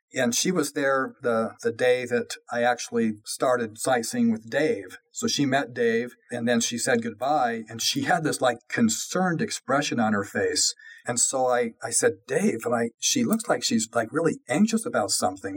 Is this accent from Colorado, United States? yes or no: yes; Colorado, United States; also born or lived in California; I was born in California, really grew up in Colorado